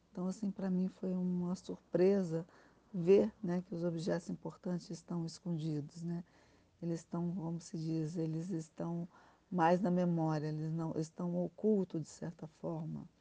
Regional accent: Brazil; moved away; also born or lived in Spain; eu me senti muito mais brasileira e compreendi também é, a partir do momento que eu retornei ao Brasil, que eu sou espanhola.

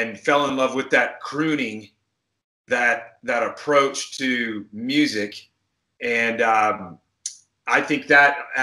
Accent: a little town close to Tulsa, Oklahoma, United States; moved away as an adult; also born or lived in Colorado / Houston, Texas; I was born in Tulsa, Oklahoma, raised in a little town close to Tulsa.

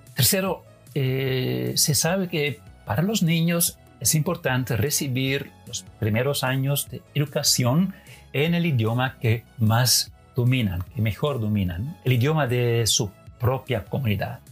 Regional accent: Netherlands; Spanish is a second language; yo como holandés

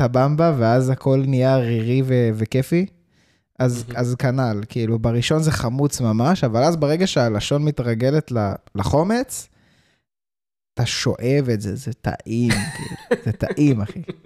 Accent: South Africa; now in Israel; כשהייתי ילד גדלתי בדרום אפריקה

